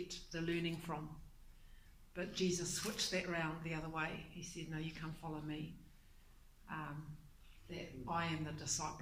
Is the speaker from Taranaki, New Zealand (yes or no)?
yes; Taranaki, New Zealand; now in Tauranga, New Zealand; I'm originally from Taranaki. But I currently live in Tauranga Moana